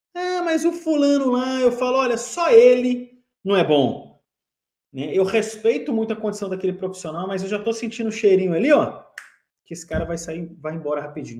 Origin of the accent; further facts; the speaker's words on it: Brasília, Federal District, Brazil; eu sou de, eu sou de lá, né? eu sou natural de Brasília.